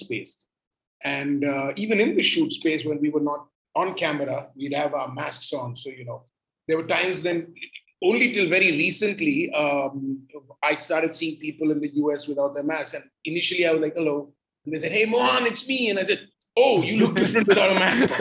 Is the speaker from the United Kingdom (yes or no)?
no; Mumbai, Maharashtra, India; the same city I belong